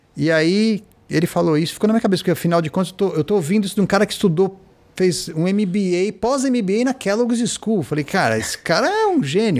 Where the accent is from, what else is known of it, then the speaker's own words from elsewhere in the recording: Brazil; Eu sou brasileiro